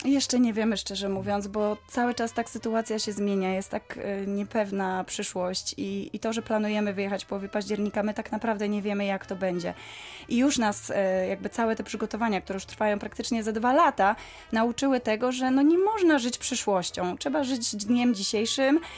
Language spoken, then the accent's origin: Polish; Wrocław, Lower Silesian Voivodeship, Poland; wracaliśmy co chwila do rodzinnego Wrocławia